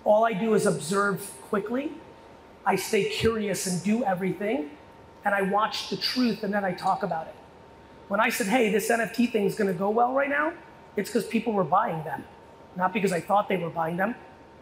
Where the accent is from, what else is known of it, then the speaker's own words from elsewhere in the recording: United States; also born or lived in USSR; I was born in the USSR. I grew up in America in the 80s